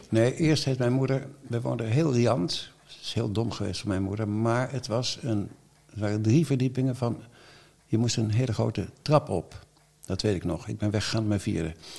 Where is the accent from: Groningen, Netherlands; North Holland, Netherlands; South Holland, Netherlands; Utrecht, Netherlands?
South Holland, Netherlands; The Hague; also born or lived in Den Bommel; ik ben een Hagenaar